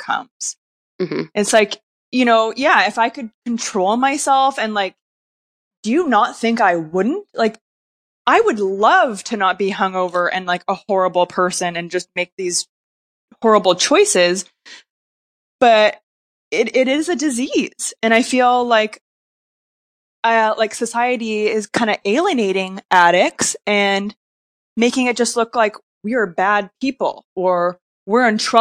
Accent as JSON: {"language": "English", "town": "Vancouver", "region": "British Columbia", "country": "Canada", "said": "I'm from Vancouver, Canada"}